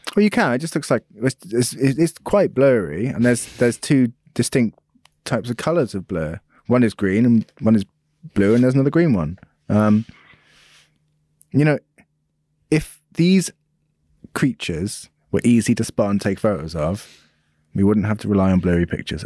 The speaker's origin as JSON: {"language": "English", "country": "United Kingdom", "said": "being British"}